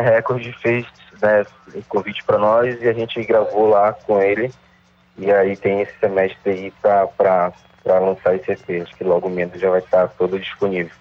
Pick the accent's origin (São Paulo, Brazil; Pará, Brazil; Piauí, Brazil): Pará, Brazil; Belém; also born or lived in Outeiro, Belém; A gente nasceu em Coraci e, e, e mora em Caratateu há, há bastante tempo